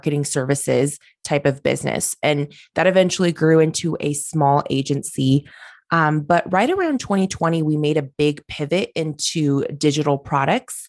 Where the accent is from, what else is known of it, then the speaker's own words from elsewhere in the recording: Oregon, United States; I'm from Oregon. I grew up here. I own my business here.